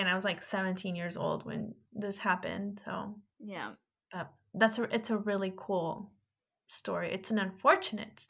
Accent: California, United States; I'm from California, and I'm just an hour and a half of Modesto

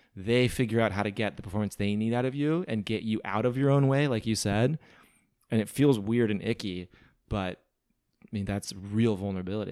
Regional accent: Midwest, United States; moved away as an adult; also born or lived in New Hampshire / Venice, Los Angeles; now in Los Angeles, United States; I'm from the Midwest

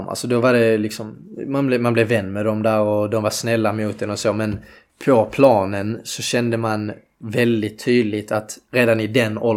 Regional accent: Landskrona, Skåne, Sweden; Eh, ja, det är ute i Borsthusen.

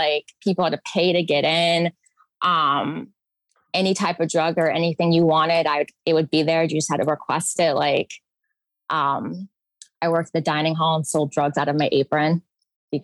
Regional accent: New York City, New York, United States; moved away as an adult; also born or lived in Niagara Falls, New York; when I grew up in New York City and lived there in my 20s

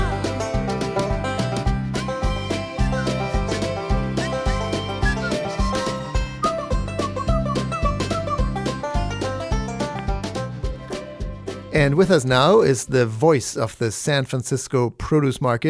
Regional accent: Germany; moved away; the root cellars anymore that I grew up with in Germany

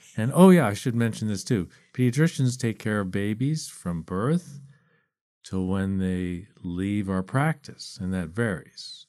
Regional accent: East Coast, United States; I grew up on the East Coast

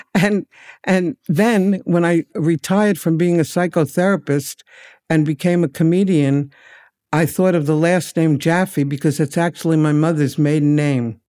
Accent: New York City, New York, United States; I'm a native New Yorker, and I lived near, grew up near the Yankee Stadium

